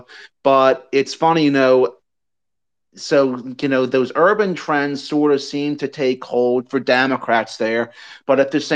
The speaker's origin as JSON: {"language": "English", "town": "Charlotte", "region": "North Carolina", "country": "United States", "tie": "born or raised there", "said": "the precinct I grew up in South Charlotte"}